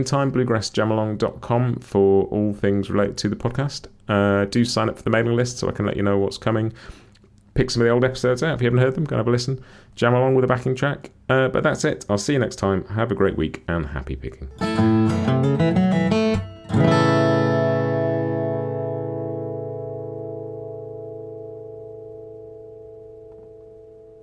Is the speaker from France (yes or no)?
no; United Kingdom; as a Brit